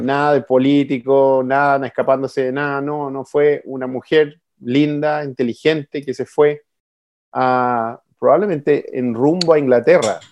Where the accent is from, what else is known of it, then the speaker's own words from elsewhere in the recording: Chile; accent: Chilean; now in United States; siendo chileno